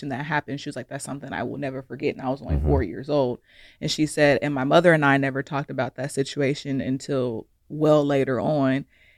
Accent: Ohio, United States; And then just growing up, my fellow Ohioan, growing up in Ohio, when I go back home, it's just not many resources at all.

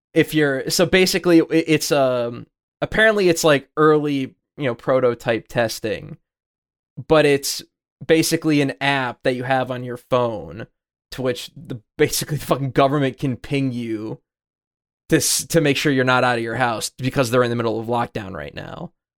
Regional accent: United States; as an American

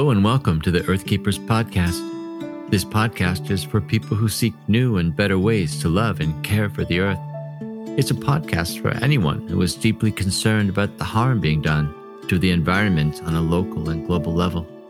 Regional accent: Seattle, Washington, United States; moved away; also born or lived in Istanbul / Chicago / Vancouver; I was born and raised in Seattle

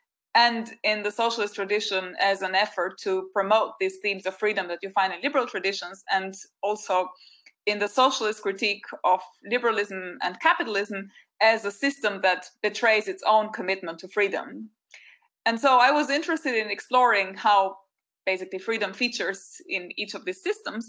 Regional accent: Albania; moved away; growing up in Albania

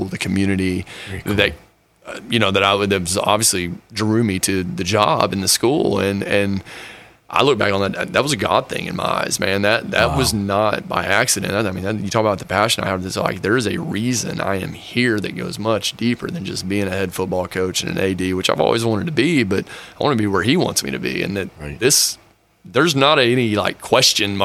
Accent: Duncan, Oklahoma, United States; moved away as an adult; also born or lived in Frisco, Texas; now in Dallas, United States; I'm an Oklahoman. I grew up in Oklahoma.

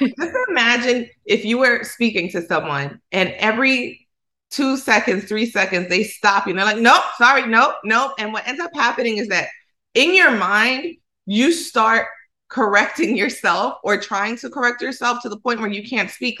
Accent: Dominican Republic; accent: Dominican Spanish; first language Spanish; English is a second language; how we communicate in Dominican Republic. When I get around people who speak academic Spanish, I choke up. I do because I know that I cut my S's off. I know that my R's sound like L's sometimes.

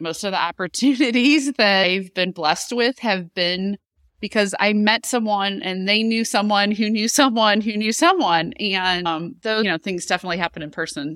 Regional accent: Chesterfield, Missouri, United States; a Town I Grew Up In in Chesterfield, Missouri

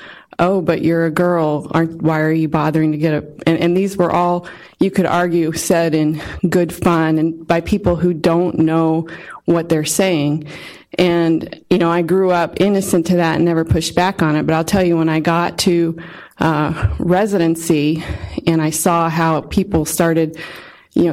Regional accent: West Virginia, United States; I am from West Virginia. And on my father's side was sort of transplanted to West Virginia, but my mother's side has been from West Virginia since the 1700s.

